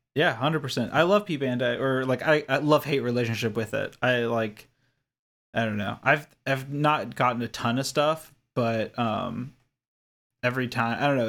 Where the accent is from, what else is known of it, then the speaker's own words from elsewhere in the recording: Kentucky, United States; I grew up in Kentucky, across the country